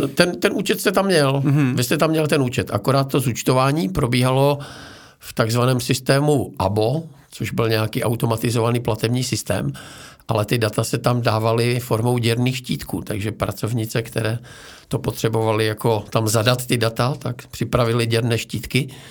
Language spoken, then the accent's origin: Czech; Frýdek-Místek, Moravian-Silesian Region, Czechia; Já jsem se narodil ve Frýdku místku